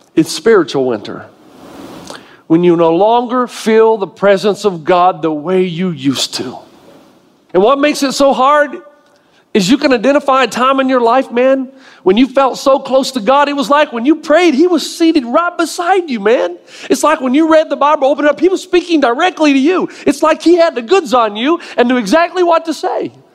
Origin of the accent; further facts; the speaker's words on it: Tennessee, United States; moved away; I grew up in Tennessee